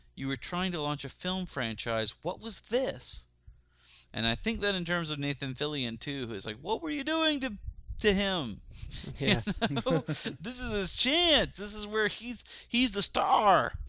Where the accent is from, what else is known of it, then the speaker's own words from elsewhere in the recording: Rome, Georgia, United States; moved away; my hometown of Rome, Georgia